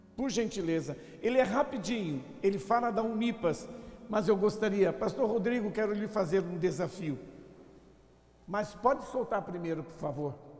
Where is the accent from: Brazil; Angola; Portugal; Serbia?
Brazil; São Paulo; moved away as an adult; also born or lived in Alagoas / Northeast Brazil; eu sou alagoano, nasci lá em Alagoas, vim pequeno para São Paulo e depois, já de vinte e poucos anos, voltei para trabalhar no Nordeste